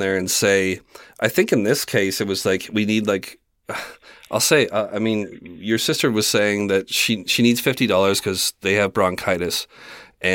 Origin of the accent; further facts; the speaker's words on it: Canada; I'm from Canada